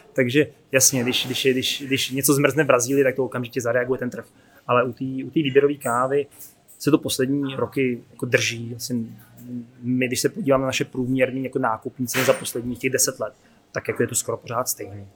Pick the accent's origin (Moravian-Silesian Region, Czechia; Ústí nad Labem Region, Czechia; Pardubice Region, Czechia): Ústí nad Labem Region, Czechia; Děčín; Já jsem z Děčína